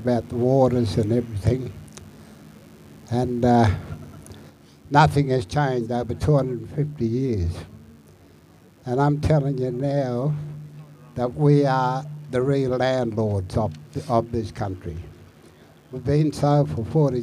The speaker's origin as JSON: {"language": "English", "area": "Arabunna country, Lake Eyre", "region": "South Australia", "country": "Australia", "said": "from the Arabunna Lake here"}